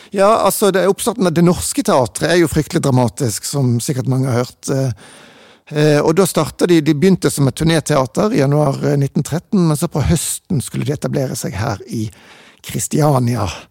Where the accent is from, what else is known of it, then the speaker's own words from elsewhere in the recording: Bergen, Vestland, Norway; jeg er jo eh, født og vokst opp i Bergen